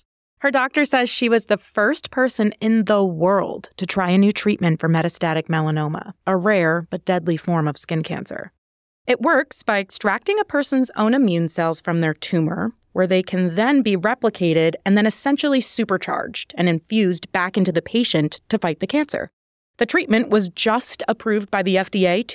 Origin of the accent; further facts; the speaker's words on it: New Jersey, United States; born and raised in Jersey